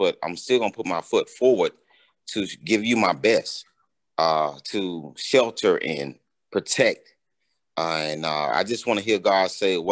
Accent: Montgomery, Alabama, United States; also born or lived in Dubai; I'm from Montgomery, Alabama

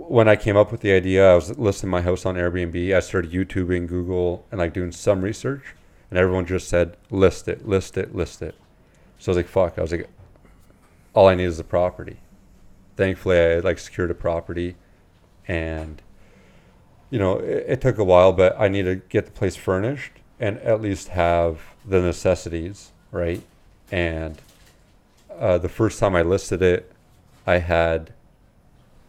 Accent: London, Ontario, Canada; I got born and raised in London.

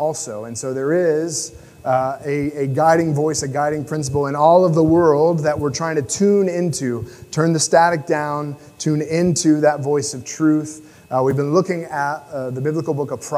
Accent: United States; me as an American

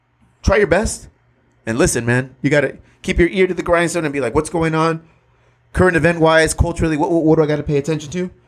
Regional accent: Chula Vista, California, United States; We're minority dads. We're minority business owners. Right. We're from Chula Vista.

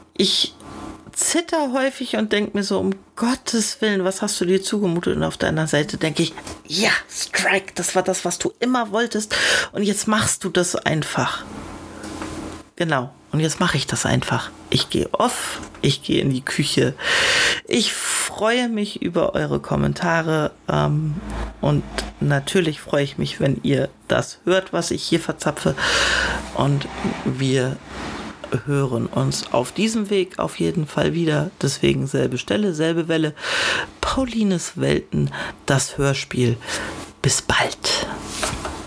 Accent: Northern Germany, Germany; now in Baden-Württemberg, Germany; meine Heimat Norddeutschland

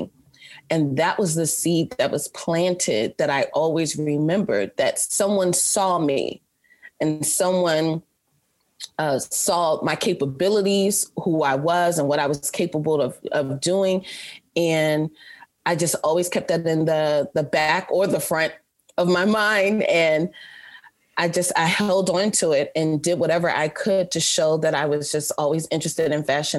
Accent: Baltimore, Maryland, United States; moved away as an adult; also born or lived in New York City; I'm originally from Baltimore, Maryland, which is where I was born and raised till I graduated from high school and moved to New York City

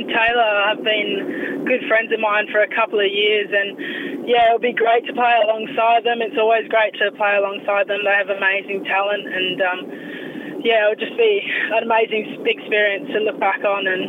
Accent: Australia; also born or lived in England; Well, I moved over when I was 6. Moved over to Australia

